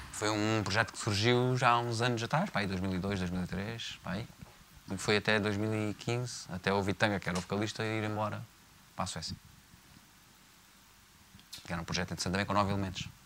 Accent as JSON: {"language": "Portuguese", "region": "Faro", "country": "Portugal", "said": "Não sou Camon, sou português, sou de Faro."}